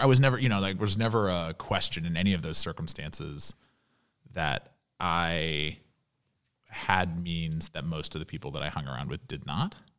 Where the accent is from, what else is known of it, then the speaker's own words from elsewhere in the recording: Louisville, Kentucky, United States; moved away as an adult; also born or lived in Washington, D.C. / New York; growing up in Louisville, Kentucky